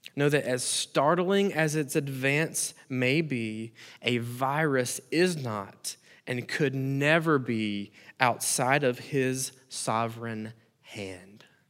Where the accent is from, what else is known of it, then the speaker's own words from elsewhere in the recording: United States; As American Christians